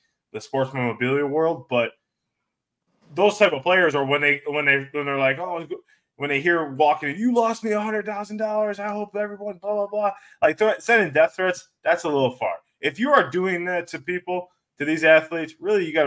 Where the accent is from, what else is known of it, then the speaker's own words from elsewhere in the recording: Syracuse, New York, United States; I always got to represent my hometown